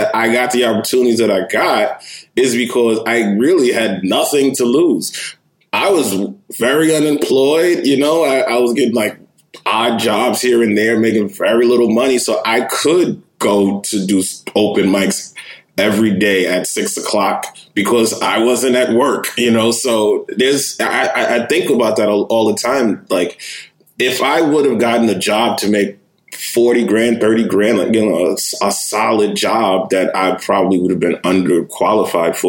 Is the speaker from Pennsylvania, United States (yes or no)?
no; New York City, New York, United States; moved away; also born or lived in Jersey City, New Jersey; I grew up in Manhattan. I grew up in Lower East Side